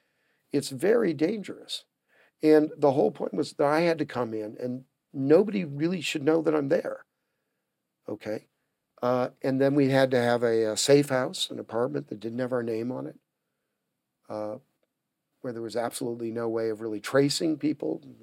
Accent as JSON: {"language": "English", "country": "United States", "said": "I'm an American. I'm also a British citizen."}